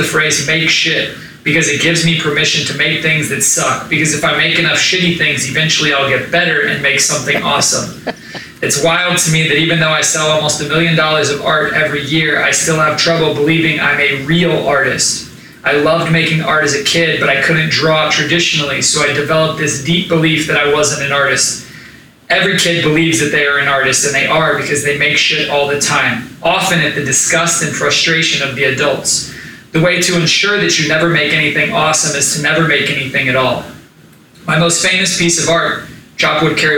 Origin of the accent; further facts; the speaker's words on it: Tulsa, Oklahoma, United States; growing up in Tulsa, Oklahoma